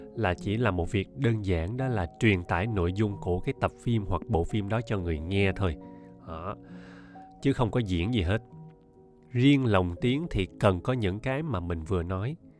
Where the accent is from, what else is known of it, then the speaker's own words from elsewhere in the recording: Ho Chi Minh City, Vietnam; accent: standard Saigon; hộ khẩu của mình là ở Sài Gòn mà mình sinh ra ở đây luôn ba mẹ mình cũng sinh ra ở đây luôn thì chắc chắn là giọng mình phải chuẩn Sài Gòn rồi